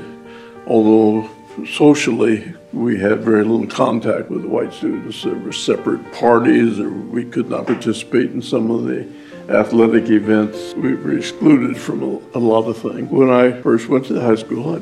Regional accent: Topeka, Kansas, United States; I grew up in Topeka

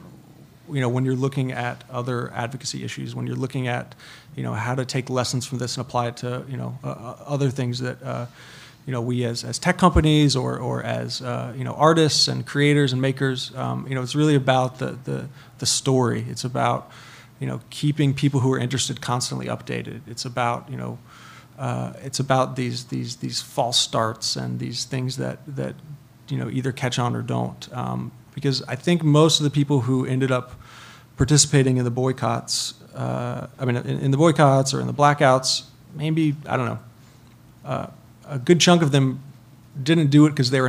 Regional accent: North Carolina, United States; I'm from North Carolina

